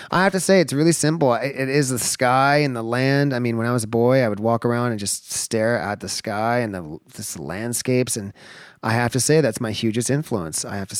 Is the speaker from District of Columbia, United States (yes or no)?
no; southeastern Washington, United States; also born or lived in Los Angeles, California; I was born in Los Angeles. I was raised a year to be I've moved after I was born basically from Los Angeles to southeastern Washington into the desert.